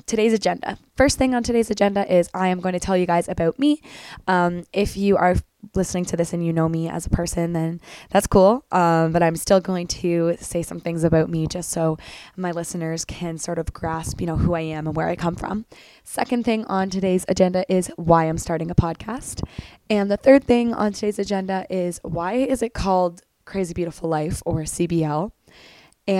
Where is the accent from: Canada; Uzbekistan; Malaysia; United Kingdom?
Canada; small town 2.5 hours from Toronto, Ontario; moved away as an adult; also born or lived in Belleville, Ontario / Ireland; now in Toronto, Canada; I grew up in a very, very, very small town, about 2.5 hours away from Toronto